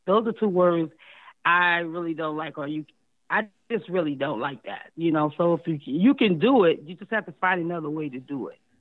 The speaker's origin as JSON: {"language": "English", "town": "Akron", "region": "Ohio", "country": "United States", "tie": "born or raised there", "also_born_or_lived": "California", "moved": "as an adult", "lives_now": "Columbus, United States", "said": "My hometown is in Akron"}